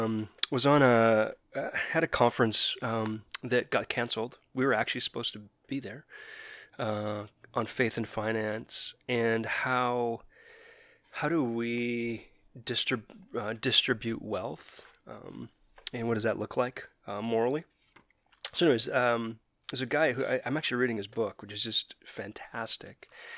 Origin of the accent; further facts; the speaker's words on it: Calgary, Alberta, Canada; now in Vancouver, Canada; And it was interesting because we came from Calgary, which is very white, to Vancouver.